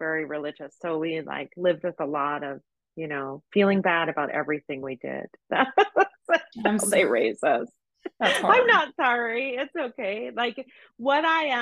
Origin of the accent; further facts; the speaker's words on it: United States; being an American